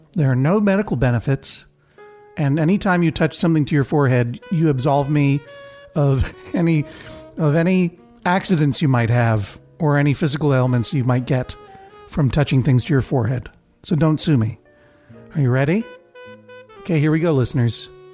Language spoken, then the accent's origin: English; Brookline, Massachusetts, United States; growing up in Brookline